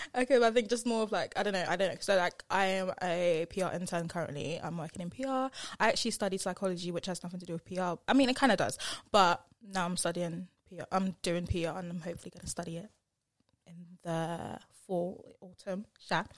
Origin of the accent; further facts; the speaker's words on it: Essex, East of England, United Kingdom; accent: Essex; my Essex accent